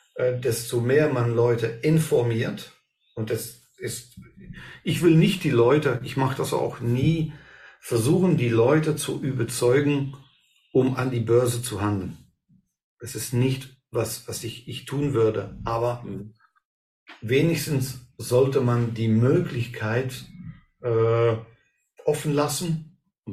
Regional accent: Belgium; hier bei uns in Belgien

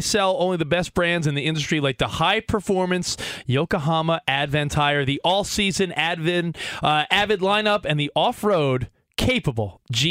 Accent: Long Island, New York, United States; growing up on Long Island

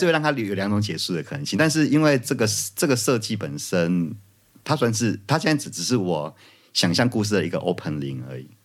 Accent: Kaohsiung, Taiwan; moved away; 身为高雄人

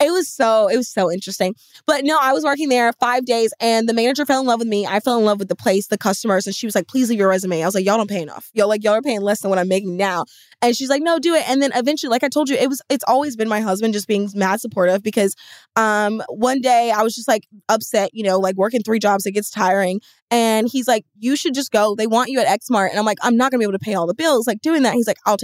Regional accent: the Bible Belt, United States; growing up in the Bible Belt

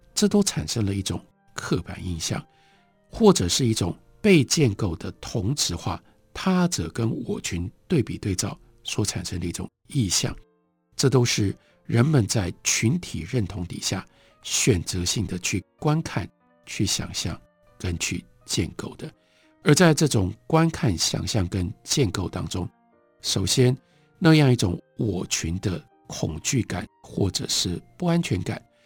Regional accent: Taiwan; 作为一个台湾人

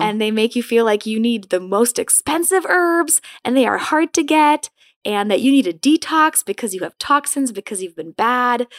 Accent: Madison, Wisconsin, United States; also born or lived in Poland; grew up in Madison, Wisconsin.

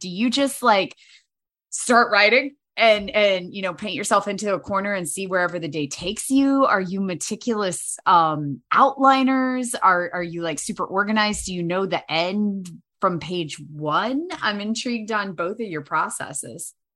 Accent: Winchester, Virginia, United States; also born or lived in Blacksburg, Virginia / Centreville, Virginia; originally Winchester, um, Virginia

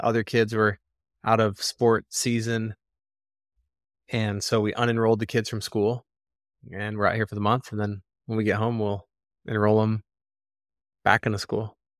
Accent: Arizona, United States; moved away as an adult; also born or lived in North Shore, Oahu, Hawaii; we moved back to Arizona, but to my hometown

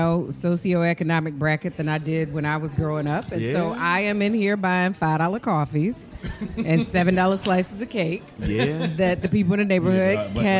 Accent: Detroit, Michigan, United States; I got to represent Detroit

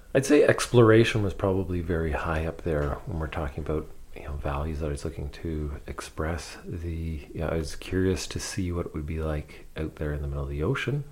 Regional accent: London, Ontario, Canada; I grew up in London, Ontario

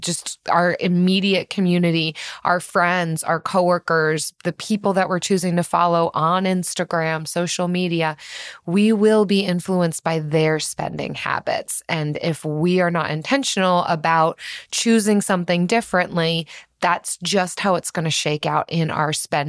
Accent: Philadelphia, Pennsylvania, United States; I'm from Philadelphia

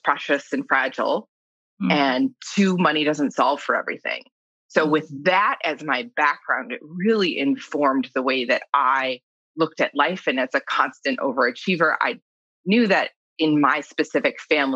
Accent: New York, United States; I grew up in New York

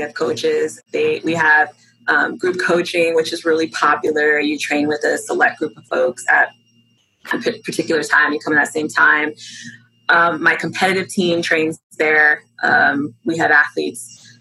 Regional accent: Southern California, United States; moved away as an adult; also born or lived in Long Beach, California; now in Arlington, United States; I grew up in Southern California

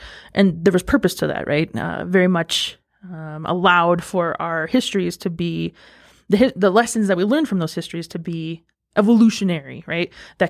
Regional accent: Cheyenne River, South Dakota, United States; And that just identifies me as … I am from Cheyenne River, South Dakota. That's the Minneconjou folks. So I'm a citizen of that tribe up there.

